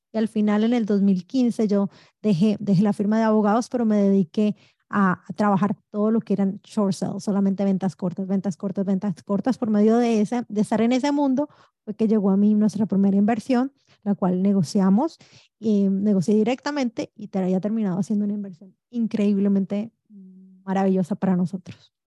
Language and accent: Spanish; Colombia; also born or lived in New York / New Jersey; now in United States; mi esposo y yo nacimos en Colombia, llegamos muy jovencitos de este maravilloso país.